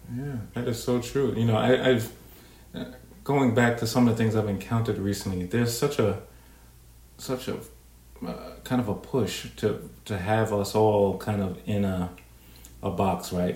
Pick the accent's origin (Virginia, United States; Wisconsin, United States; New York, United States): New York, United States; being a New Yorker